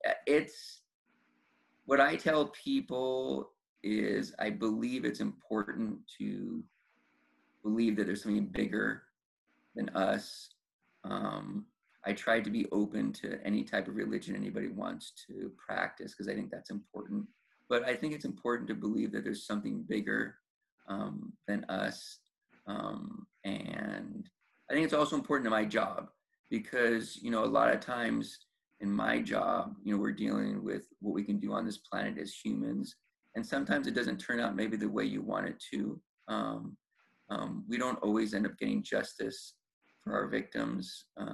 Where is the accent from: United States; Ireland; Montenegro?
United States; New York; born there; now in Los Angeles, United States; So even though I was born in New York, where New York obviously has grand juries, I just didn't know that there was grand juries.